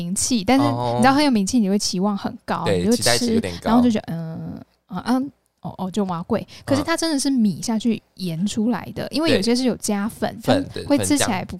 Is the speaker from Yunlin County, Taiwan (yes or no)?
yes; Yunlin County, Taiwan; moved away; 我真的是云林人呢